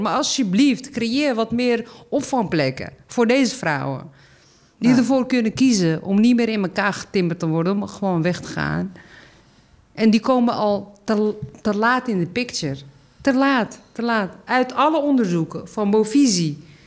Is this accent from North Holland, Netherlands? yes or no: yes; Amsterdam, North Holland, Netherlands; ik kom uit Zuid. ik woon hier en ik ben hier actief